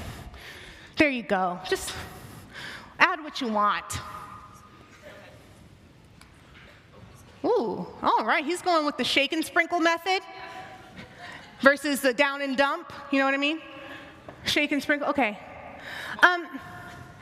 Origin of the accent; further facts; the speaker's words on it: the South, United States; I'm from the South, we like to spice everything up with some seasoning